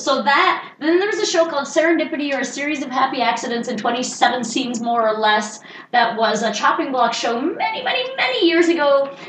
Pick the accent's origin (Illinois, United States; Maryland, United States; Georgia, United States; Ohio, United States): Maryland, United States; Baltimore; I'm from Baltimore.